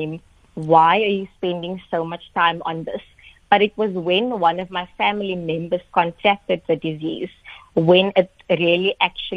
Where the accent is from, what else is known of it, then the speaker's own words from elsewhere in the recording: Atlantis, Western Cape, South Africa; I'm originally from Atlantis in the Cape Flats